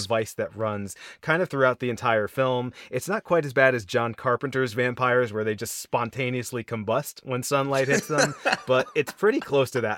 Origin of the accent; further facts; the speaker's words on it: United States; particularly as American audiences